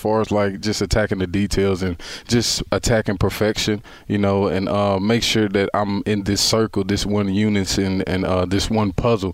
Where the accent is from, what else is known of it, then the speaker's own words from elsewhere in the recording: Texas, United States; I'm from Texas